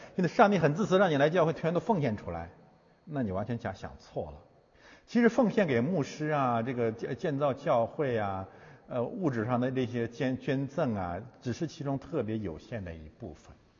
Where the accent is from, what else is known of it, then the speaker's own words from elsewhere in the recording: Heilongjiang, China; moved away; also born or lived in Chaoyang District, Beijing; 我们的故乡黑龙江